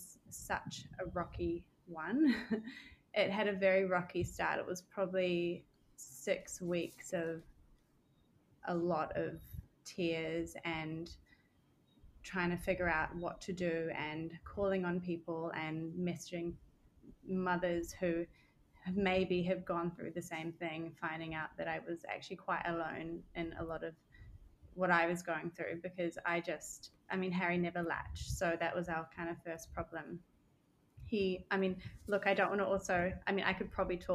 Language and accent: English; New Zealand; moved away as an adult; also born or lived in Australia; now in Barbados; I'm from Australian born, grew up most of my life in New Zealand, and then moved back to Australia